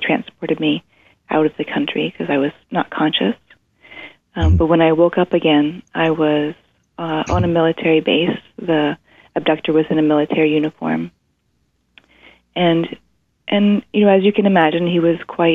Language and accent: English; East Coast, United States; also born or lived in Zimbabwe; I was growing up on the East Coast